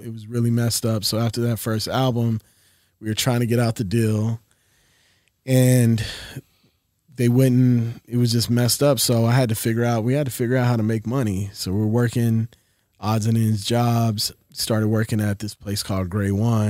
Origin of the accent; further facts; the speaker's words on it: West Virginia, United States; born there; now in Los Angeles, United States; Moved around a lot. Yep. I was born in West Virginia. My father was in the Air Force.